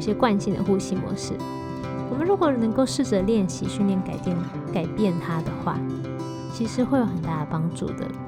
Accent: Taiwan; 我自己是身为土生土长的台湾人，从小吃着各种酱汁长大

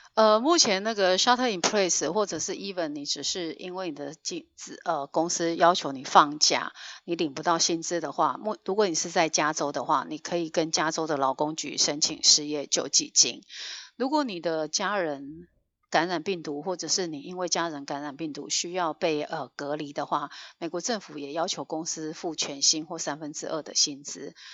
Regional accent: Taiwan; now in Northern California, United States; 我们台湾人真的是在各个角落

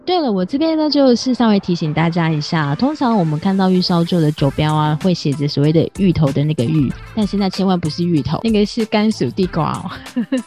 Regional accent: Taiwan; 我是台湾，我是客家人

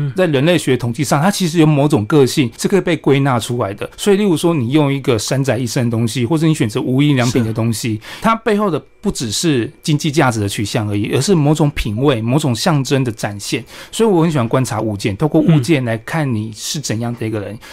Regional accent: Chiayi, Chiayi County, Taiwan; also born or lived in Taipei; 我小时候从台北搬到嘉义来生活

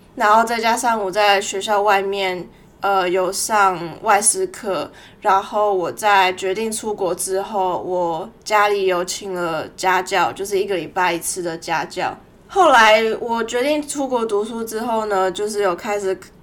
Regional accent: Taiwan; moved away as an adult; now in Melbourne, Australia; 我从小在台湾出生长大，十八岁的时候飞来墨尔本念大学

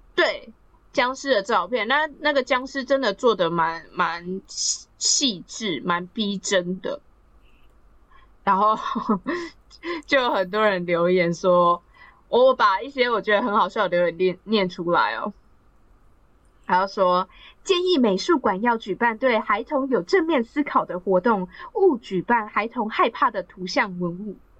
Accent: Taiwan; 其实我们台湾人是有两个父亲节可以过的哦

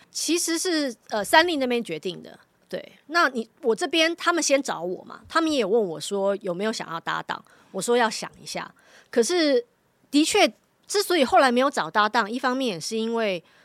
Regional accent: Taipei, Taiwan; 我生长的那个neighborhood，其实不是一个很大的地方，但是那个社区就是我从小，我移民到台湾来的时候我就住在那边，一直到现在我都还住在那边，那是我最熟悉长大的地方

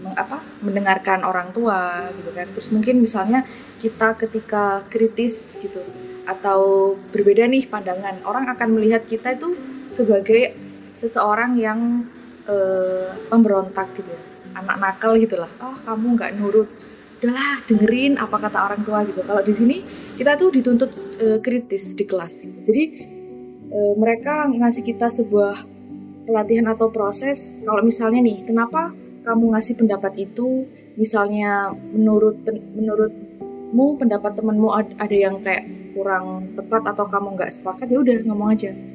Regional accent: Jombang, East Java, Indonesia; accent: medok; moved away as an adult; now in Leeds, United Kingdom; dari Jombang Jawa Timur

